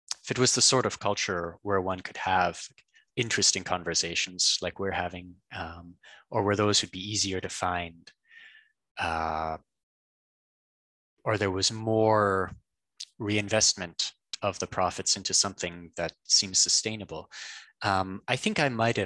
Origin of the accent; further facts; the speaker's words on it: Canada; I'm Canadian, and I worked in Alberta